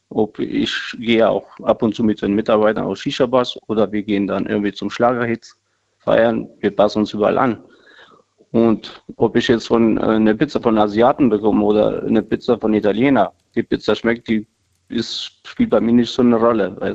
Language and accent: German; Kosovo; Also meine Landsleute, Kosovo-Albaner, äh, ich denke die Kultur, ja, der Stolz, ich bin Albaner